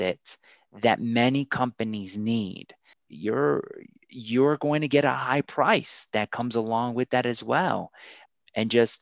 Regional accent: Paterson, New Jersey, United States; also born or lived in Colombia; I'm originally from Columbia, South America. My parents immigrated here and I grew up in Paterson

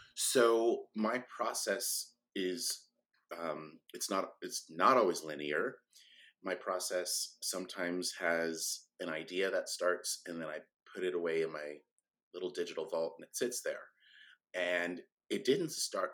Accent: Sacramento, California, United States; I grew up in Sacramento, California

